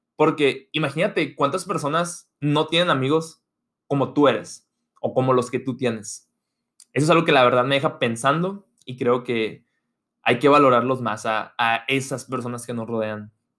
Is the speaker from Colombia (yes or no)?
no; Hermosillo, Sonora, Mexico; moved away as an adult; also born or lived in United States; yo me fui de Hermosillo a Estados Unidos a estudiar la carrera